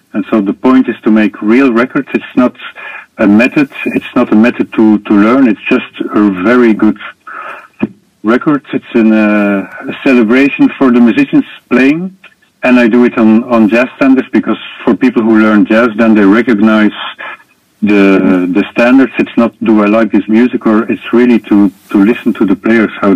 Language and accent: English; Belgium; I was born in Belgium